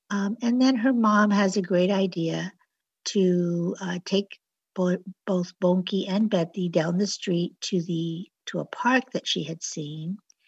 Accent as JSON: {"language": "English", "town": "Los Angeles", "region": "California", "country": "United States", "tie": "born or raised there", "also_born_or_lived": "San Diego", "said": "Well, actually, I was born in Barrio Logan. And shortly after my birth, my parents moved to Los Angeles, where I was raised."}